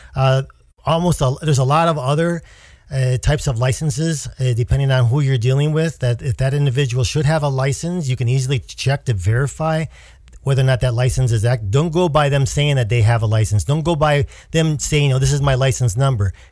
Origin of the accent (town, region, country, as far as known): United States